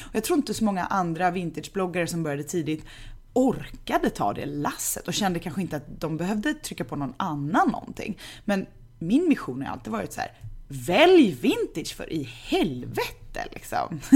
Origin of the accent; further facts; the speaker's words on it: Gothenburg, Västra Götaland, Sweden; Änggården, där jag är uppvuxen